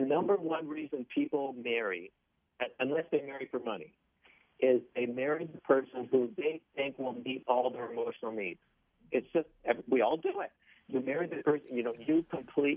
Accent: Toronto, Ontario, Canada; I grew up in Don Mills

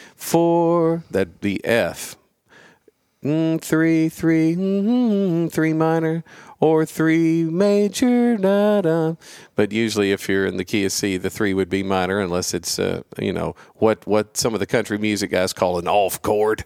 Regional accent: Gadsden, Alabama, United States; moved away; I grew up in Gadsden, Alabama

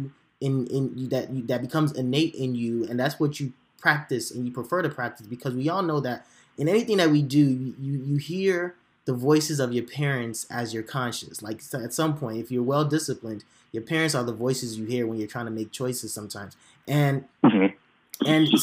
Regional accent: Chicago, Illinois, United States; I grew up in Chicago as well. So we're all Chicagoans.

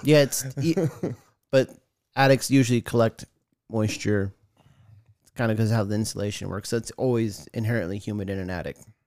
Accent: Tucson, Arizona, United States; also born or lived in Washington; I grew up in Arizona. I'm a Tucson native.

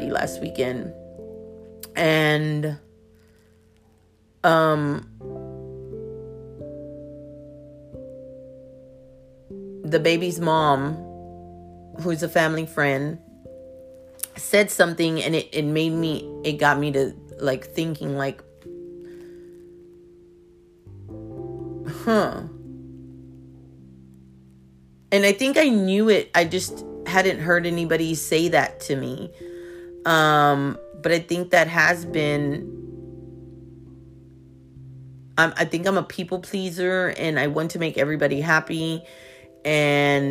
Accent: Houston, Texas, United States; I'm from Houston

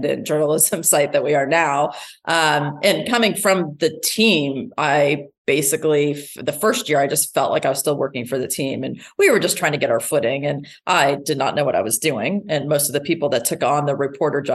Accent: Dayton, Ohio, United States; moved away; also born or lived in Houston; I grew up in Dayton, Ohio

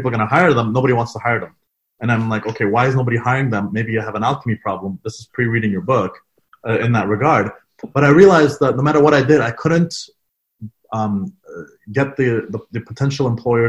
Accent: Afghanistan; couldn't tell I'm Afghan if you didn't see me on video. If it was just a straight phone call, you'd assume I'm a Canadian by the way I speak, my mannerisms, my tone, my inflection.

